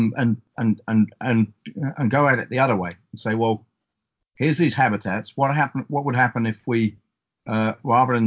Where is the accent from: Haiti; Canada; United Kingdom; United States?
United Kingdom; East Coast of England; where I grew up on the East Coast of England